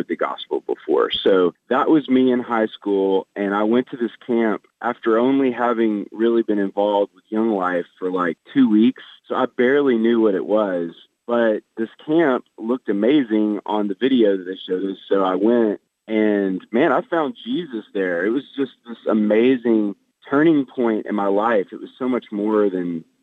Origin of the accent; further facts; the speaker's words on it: the South, United States; I grew up in the South. Everybody kind of says they're Christians around here.